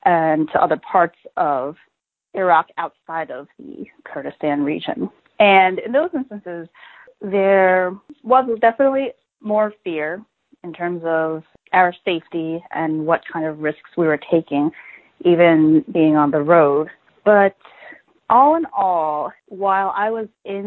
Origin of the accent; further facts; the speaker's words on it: United States; I'm a Chinese-American female, 30 years old, and I speak fluent English, so it's very apparent that I'm an American